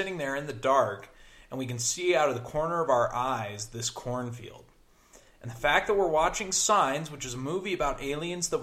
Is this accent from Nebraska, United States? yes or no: yes; Nebraska, United States; I am from Nebraska